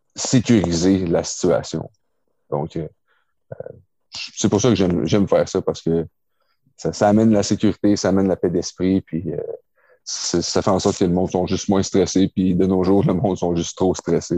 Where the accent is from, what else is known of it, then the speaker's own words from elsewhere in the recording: Quebec, Canada; j'ai grandi à Québec